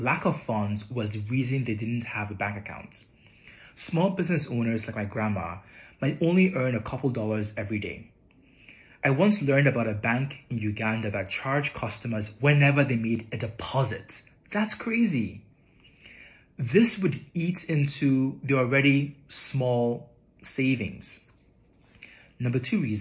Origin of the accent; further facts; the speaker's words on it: Nigeria; moved away; also born or lived in Europe / North America; I was born in Nigeria. I've been fortunate to have lived and worked in Europe and North America and Africa.